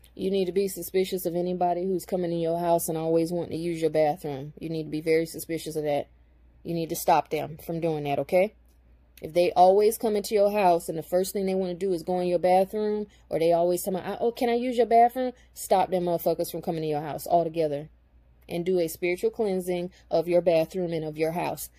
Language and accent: English; United States; I'm indigenous to America. I belong here